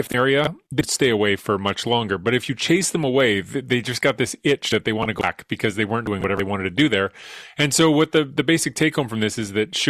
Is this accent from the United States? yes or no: no; Edmonton, Alberta, Canada; moved away; I'm from Edmonton.